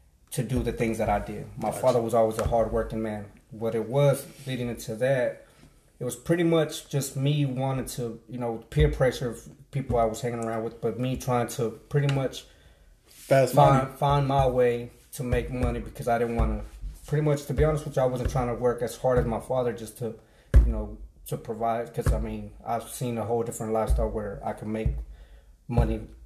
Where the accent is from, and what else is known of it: Dallas, Texas, United States; born or raised there; also born or lived in Mexico